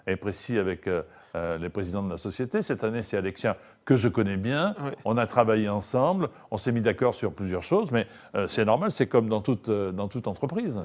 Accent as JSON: {"language": "French", "town": "Marseille", "region": "Provence-Alpes-Côte d'Azur", "country": "France", "said": "je suis Marseillais"}